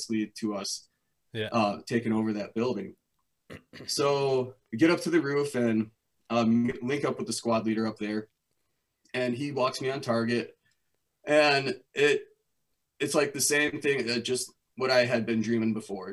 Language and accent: English; Wisconsin, United States; moved back to my hometown of Wisconsin